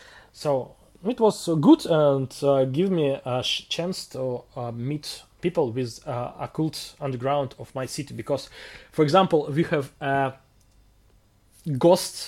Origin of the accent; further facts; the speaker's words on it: Russia; English is a second language; One take place in my hometown